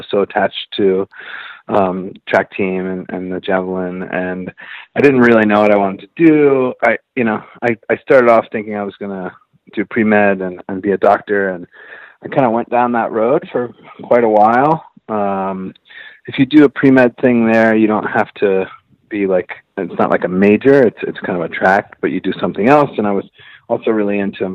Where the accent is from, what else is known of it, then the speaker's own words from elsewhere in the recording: northwest Pennsylvania, United States; now in Philadelphia, United States; I actually grew up in the northwest part of Pennsylvania.